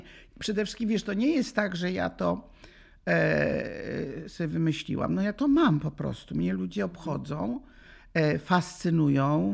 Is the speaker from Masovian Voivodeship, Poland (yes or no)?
no; Łódź, Łódź Voivodeship, Poland; żegnałam się z parkami w Łodzi, bo jestem z Łodzi